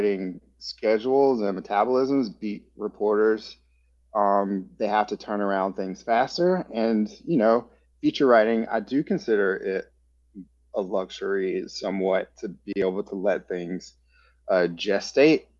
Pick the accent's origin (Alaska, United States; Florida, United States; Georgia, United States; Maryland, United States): Georgia, United States; moved away; I'm also originally from Georgia